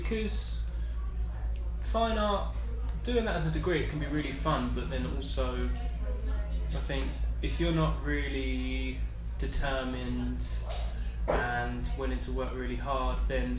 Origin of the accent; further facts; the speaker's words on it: Essex, East of England, United Kingdom; my own experience of growing up in Essex.